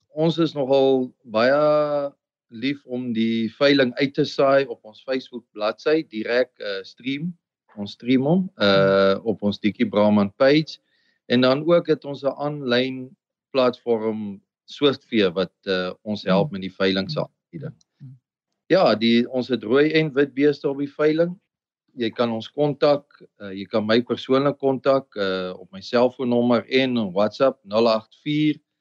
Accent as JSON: {"language": "Afrikaans", "region": "Limpopo", "country": "South Africa", "tie": "born or raised there", "also_born_or_lived": "Free State / United States", "moved": "yes", "lives_now": "Eastern Cape, South Africa", "said": "ek kom eintlik oorspronklik van die Limpopo af, is waar ek groot geword het en gebore is."}